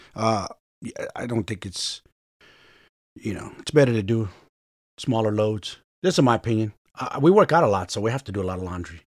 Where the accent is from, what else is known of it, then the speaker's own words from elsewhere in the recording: San Francisco, California, United States; I'm from Frisco, so San Francisco.